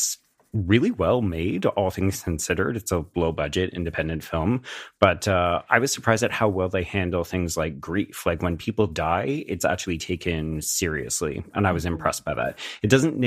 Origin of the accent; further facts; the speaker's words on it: Canada; as the Canadian on the podcast